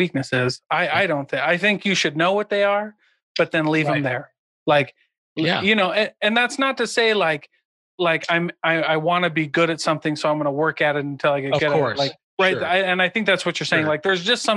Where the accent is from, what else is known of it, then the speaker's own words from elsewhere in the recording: 40 minutes from Hannibal, Missouri, Iowa, United States; I grew up, 40 minutes away from Hannibal, Missouri, where Mark Twain's from